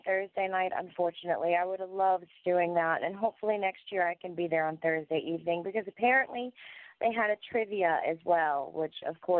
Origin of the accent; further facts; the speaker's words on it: Clifton Forge, Virginia, United States; I'm from the Appalachian Mountains. I live in Clifton Forge